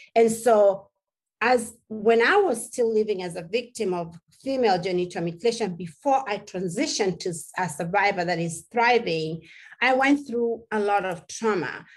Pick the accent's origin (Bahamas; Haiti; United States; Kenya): Kenya; English is a second language; moved away; As a little girl growing up in Kenya, I come mm-hmm. from a tribe called the Maasai